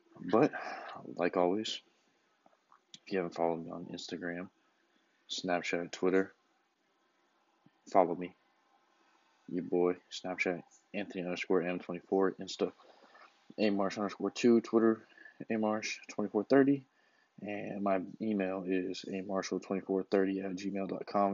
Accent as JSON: {"language": "English", "town": "Tucson", "region": "Arizona", "country": "United States", "tie": "born or raised there", "said": "my hometown, home city, Tucson"}